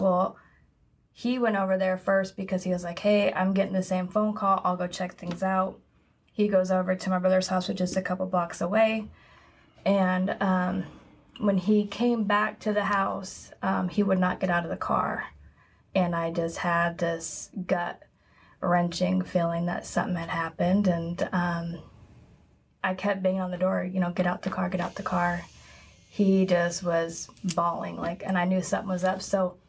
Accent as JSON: {"language": "English", "town": "Portland", "region": "Oregon", "country": "United States", "also_born_or_lived": "Florida", "said": "I moved around when I was younger, but I'm originally from Portland, Oregon."}